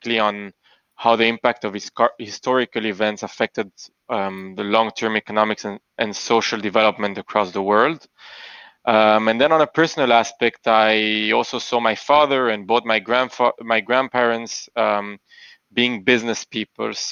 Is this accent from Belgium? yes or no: yes; Antwerp, Flanders, Belgium; moved away as an adult; also born or lived in Boston / Panama; now in Tel Aviv, Israel; I was born and I grew up in Belgium in a little town called Antwerp, in a small Jewish community.